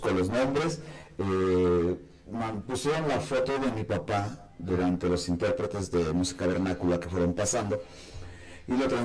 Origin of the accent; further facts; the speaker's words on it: Huamantla, Tlaxcala, Mexico; que se la hice a Tlaxcala. Igual mencionando los municipios, principalmente mi pueblo, Guamantla, ¿no?